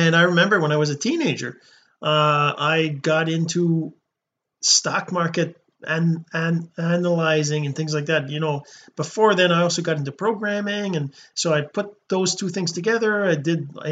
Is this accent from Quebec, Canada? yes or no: yes; Sept-Îles, Quebec, Canada; I'm a Canadian, a French Canadian. I actually was born in Quebec, a small town called Sept Îles, which means seven islands in English